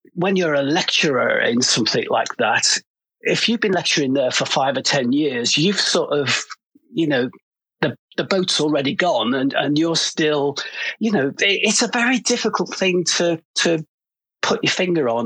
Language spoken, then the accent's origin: English; Liverpool, North West England, United Kingdom; moved away as an adult; now in London, United Kingdom; I come from Liverpool